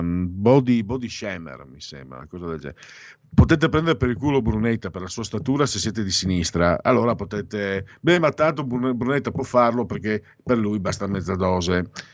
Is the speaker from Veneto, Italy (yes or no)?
no; Destra Tagliamento, Friuli-Venezia Giulia, Italy; ci sono tanti paesi dalle mie parti, in destatagliamento